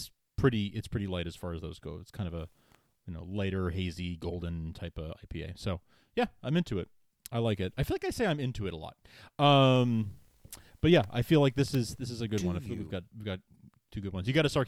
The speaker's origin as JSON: {"language": "English", "region": "New York", "country": "United States", "tie": "born or raised there", "said": "Growing up in New York, we didn't have any around, and if there is one around me now, I don't know where."}